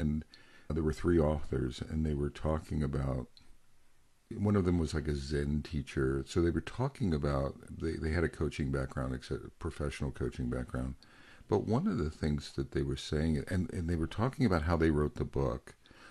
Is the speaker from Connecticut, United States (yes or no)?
no; Pennsylvania, United States; I'm a white man from central Pennsylvania. I grew up in Amish country.